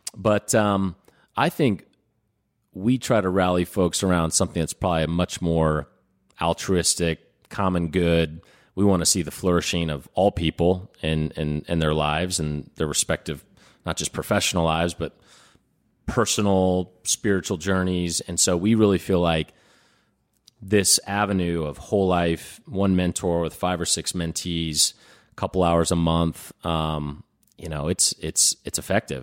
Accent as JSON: {"language": "English", "town": "Indianapolis", "region": "Indiana", "country": "United States", "tie": "born or raised there"}